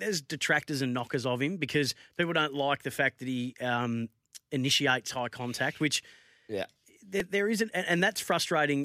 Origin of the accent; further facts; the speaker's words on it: Bendigo, Victoria, Australia; I'm from Bendigo